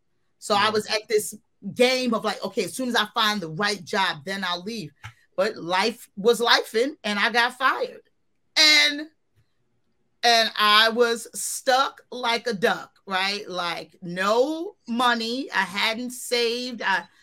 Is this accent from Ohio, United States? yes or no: no; New York City, New York, United States; also born or lived in Philadelphia, Pennsylvania; Well, I grew up born in Philly, Philadelphia, PA. But raised in the Bronx pretty much all my life. So I'm a Bronx girl, born and raised.